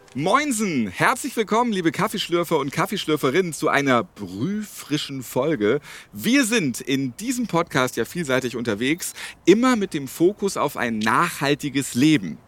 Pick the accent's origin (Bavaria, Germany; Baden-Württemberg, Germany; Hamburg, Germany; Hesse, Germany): Hamburg, Germany; Als Hamburger Jung